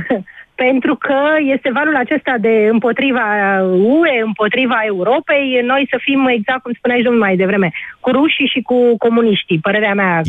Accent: Bucharest, Romania; sunt din București

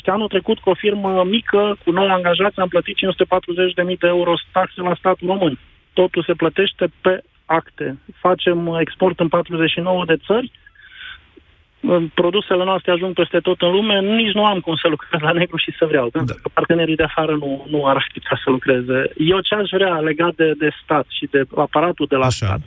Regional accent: Timișoara, Timiș County, Romania; Și pentru că uh, eu sunt din Timișoara, la noi e o problemă mare cu forța de muncă.

